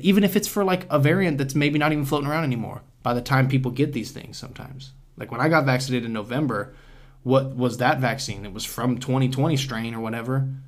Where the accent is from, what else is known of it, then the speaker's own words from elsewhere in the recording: United States; as an American